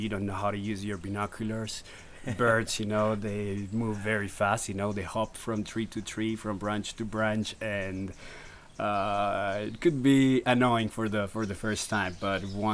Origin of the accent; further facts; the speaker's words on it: Armenia, Quindío, Colombia; I was born and raised in Armenia, which is a medium-sized city in Colombia